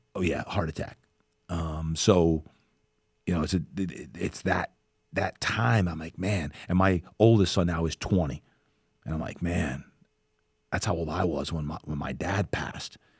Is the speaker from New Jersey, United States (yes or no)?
yes; New Jersey, United States; now in San Diego, United States; I grew up back in New Jersey